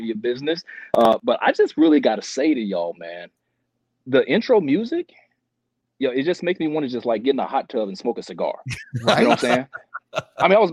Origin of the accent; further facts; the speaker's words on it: Chicago, Illinois, United States; now in San Diego, United States; I'm from Chicago